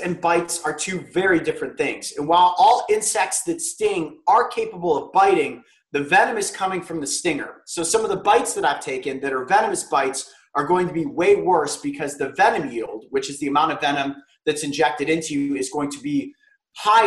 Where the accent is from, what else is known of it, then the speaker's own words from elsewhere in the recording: Newbury, Ohio, United States; I grew up in Newberry